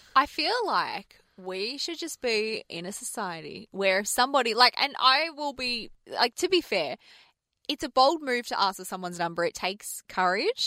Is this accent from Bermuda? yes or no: no; Australia; I'm Aussie, born and bred